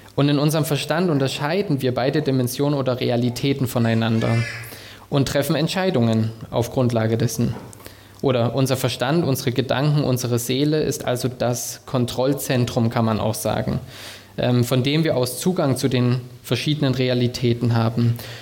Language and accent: German; Thuringia, Germany; moved away as an adult; now in Stuttgart, Germany; Ich komme ursprünglich aus Thüringen